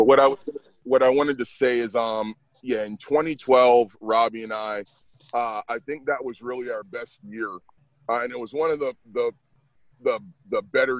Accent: the South, United States; I'm a Southerner with no accent

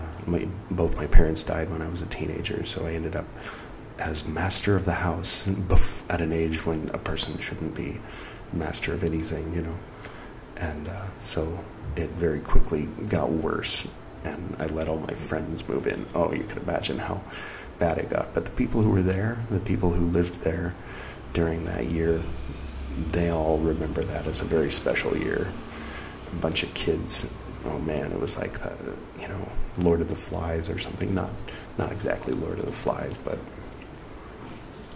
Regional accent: California, United States; moved away as an adult; now in India; I came from California, so I grew up with that feeling of, like, not really being where I'm from.

